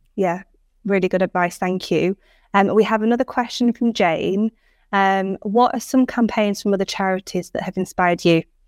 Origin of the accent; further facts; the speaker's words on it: Cumbria, North West England, United Kingdom; also born or lived in Manchester; I'm an, a northern lass from, I'm from Cumbria. I spent many years in Manchester